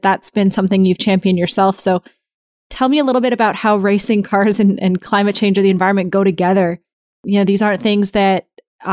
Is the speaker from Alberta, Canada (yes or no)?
no; Toronto, Ontario, Canada; now in United States; I'm from Toronto.